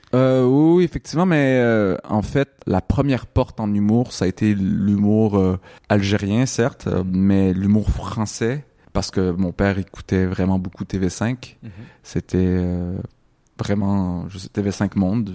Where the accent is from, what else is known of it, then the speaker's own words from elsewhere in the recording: Quebec, Canada; j'étais au Québec, j'ai grandi au Québec, je suis né au Québec